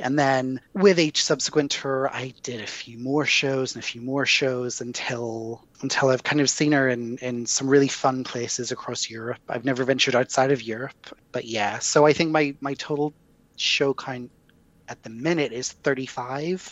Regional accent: Belfast, Northern Ireland, United Kingdom; accent: Irish brogue; my hometown

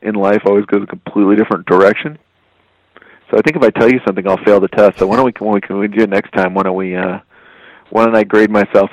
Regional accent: Texas, United States; moved away; as a Texan, I was already a Western person

